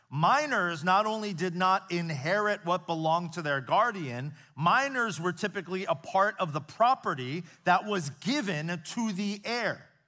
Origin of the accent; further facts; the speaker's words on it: United States; I grew up here in the States, so I've spent my entire life here